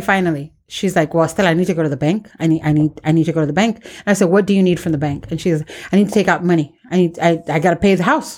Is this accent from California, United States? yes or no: yes; San Diego, California, United States; Born and raised in Barrio